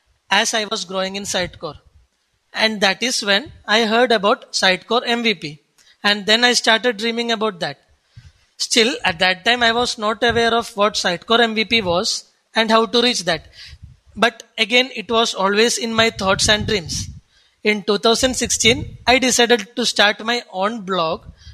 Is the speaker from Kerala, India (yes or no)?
yes; Kochi, Kerala, India; I come from Cochin, Kerala, the God's own country.